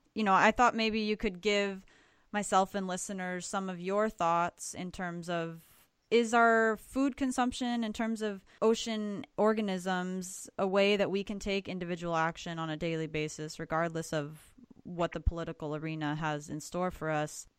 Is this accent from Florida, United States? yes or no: yes; Florida, United States; I'm originally mm-hmm. from Florida